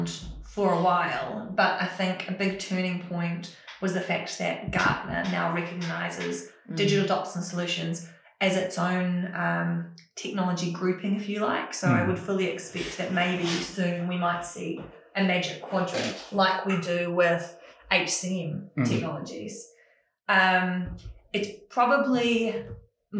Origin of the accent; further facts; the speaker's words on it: New Zealand; I am Kiwi